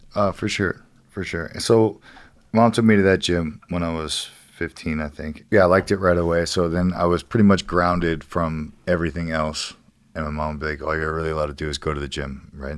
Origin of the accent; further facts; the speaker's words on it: Ohio, United States; moved away as an adult; now in California, United States; where I grew up in Ohio